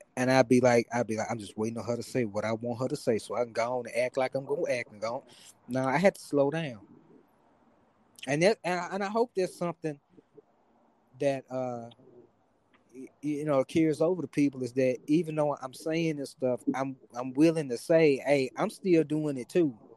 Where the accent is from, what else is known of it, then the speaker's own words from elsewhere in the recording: Memphis, Tennessee, United States; now in Dallas, United States; I'm from Memphis, and and you know, I'm I live in Dallas and I have to hear about my hometown every day